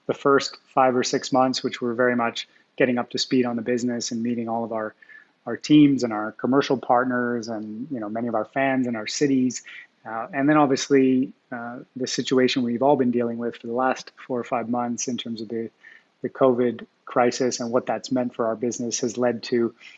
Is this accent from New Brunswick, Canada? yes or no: no; Montreal, Quebec, Canada; I grew up in Montreal in Canada